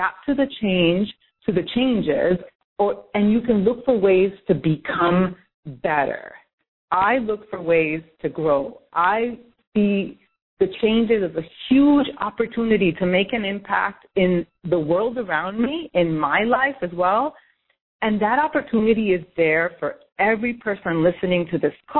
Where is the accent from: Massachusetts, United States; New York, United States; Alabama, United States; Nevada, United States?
New York, United States; New York City; I'm from New York City